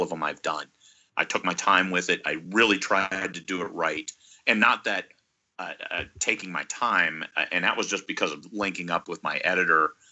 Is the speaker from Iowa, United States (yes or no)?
yes; Iowa, United States; now in Alaska, United States; I was born and raised in Iowa